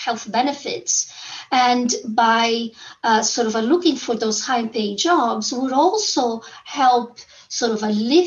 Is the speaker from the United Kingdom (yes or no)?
no; Angola; moved away; when I was a clinician in very poor areas where I was born in Angola